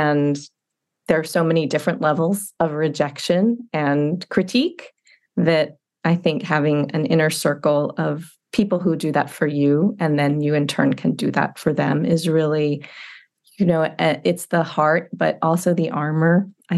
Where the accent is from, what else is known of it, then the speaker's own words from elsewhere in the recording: Rhode Island, United States; also born or lived in Panama; So I was a military kid and I grew up kind of Panama, Rhode Island, you know, anywhere he was stationed.